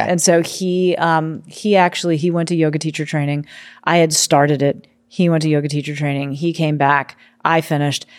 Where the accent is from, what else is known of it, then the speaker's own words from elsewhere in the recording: New York City, New York, United States; moved away as an adult; also born or lived in Oregon; I grew up on the East Coast in New York City where it's go, go, go, go, go